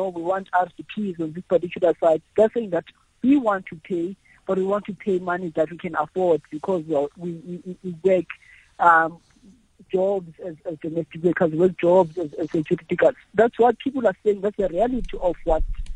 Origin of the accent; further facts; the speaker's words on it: Cape Town, Western Cape, South Africa; I'm from Cape Town. I was born and bred here.